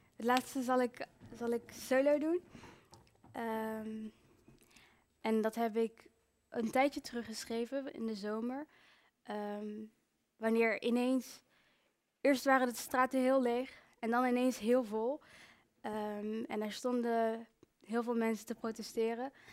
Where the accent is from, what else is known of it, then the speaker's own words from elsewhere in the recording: Breda, North Brabant, Netherlands; moved away; also born or lived in Rwanda (ancestry) / Brussels; ik heb uh, heel mijn leven in Breda en omstreken gewoond